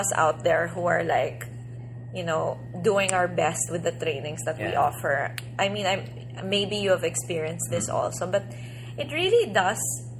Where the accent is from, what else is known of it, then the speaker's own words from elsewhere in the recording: Philippines; Is it because I'm a Filipino too?